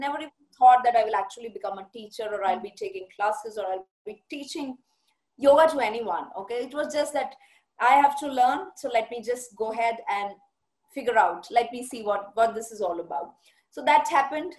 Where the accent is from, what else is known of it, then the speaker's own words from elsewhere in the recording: Bathinda, Punjab, India; moved away; also born or lived in Jaipur; I have been born and brought up in Punjab. I'm a Punjabi basically, and my parents both are Punjabis, and I was uh, brought up in Batinda.